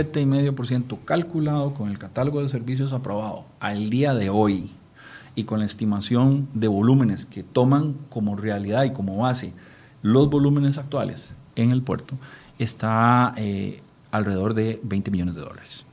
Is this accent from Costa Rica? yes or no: yes; Costa Rica; como costarricenses